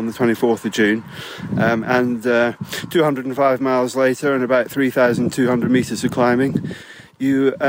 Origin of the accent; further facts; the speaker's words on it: Dundee, Scotland, United Kingdom; now in Maidenhead, United Kingdom; I am from Dundee in Scotland, so sort of vaguely near my stamping ground